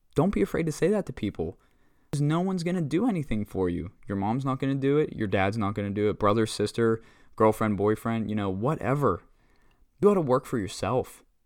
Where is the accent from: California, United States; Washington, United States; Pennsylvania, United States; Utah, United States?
Pennsylvania, United States; Butler; born and raised in Butler, PA